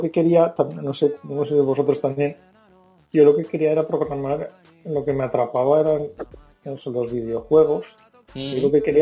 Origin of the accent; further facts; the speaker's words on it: Calpe, Valencian Community, Spain; born there; Se expandían por mi pueblo, mis